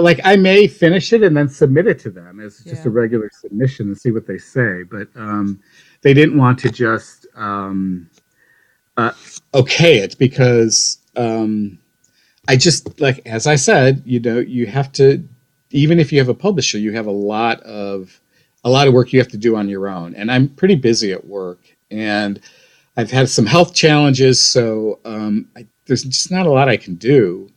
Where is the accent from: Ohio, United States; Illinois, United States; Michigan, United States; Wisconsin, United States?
Ohio, United States; North Olmsted; moved away; And I'm from Ohio. I grew up on uh, the west side of Cleveland, a, a, little suburb of Cleveland called North Olmsted.